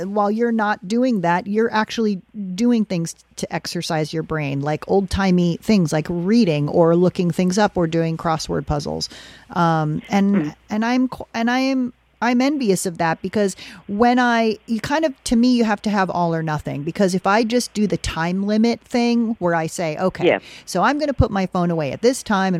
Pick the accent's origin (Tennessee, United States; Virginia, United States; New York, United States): New York, United States; now in California, United States; I'm from New York, as you know, I've lived out in California for quite a long time now.